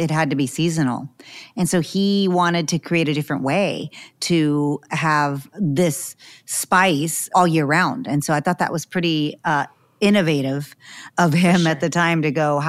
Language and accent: English; Texas, United States; moved away; also born or lived in Los Angeles; we're both from Texas. We have to take Texas history growing up